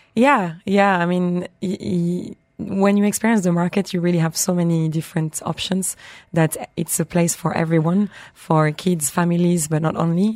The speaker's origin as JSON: {"language": "English", "country": "France", "tie": "born or raised there", "moved": "yes", "said": "I have obviously my hometown France, but I'm also married to an Italian"}